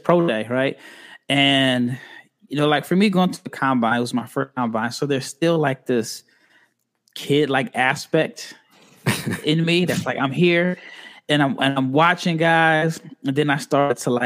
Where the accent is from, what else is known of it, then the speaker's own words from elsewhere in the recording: Nebraska, United States; I'm from Nebraska, so born and raised